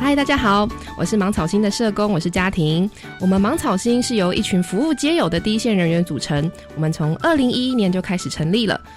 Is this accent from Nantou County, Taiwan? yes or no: no; Hualien County, Taiwan; 我是花莲人，那我们嗯。花莲其实没有很多的游民